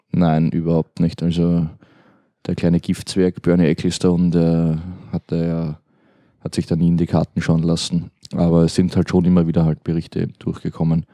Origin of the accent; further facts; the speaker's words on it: Austria; als Österreicher